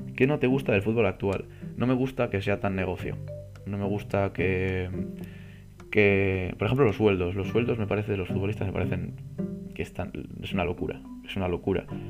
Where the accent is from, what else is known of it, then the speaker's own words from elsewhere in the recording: Santander, Cantabria, Spain; mi tierra, yo soy de Santander